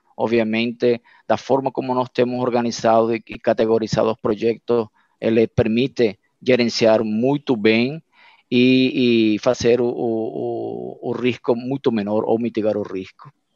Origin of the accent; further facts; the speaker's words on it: Venezuela; Portuguese is a second language; moved away as an adult; now in Brazil; eu sou venezuelano, meus pais são portugueses e minha família é brasileira